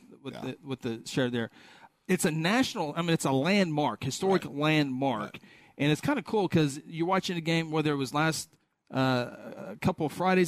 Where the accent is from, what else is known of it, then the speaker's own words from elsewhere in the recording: Guthrie, Oklahoma, United States; we are from Guthrie